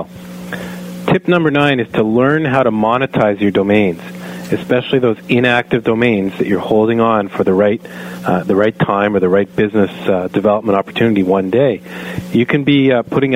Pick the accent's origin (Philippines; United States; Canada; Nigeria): Canada; I am a Canadian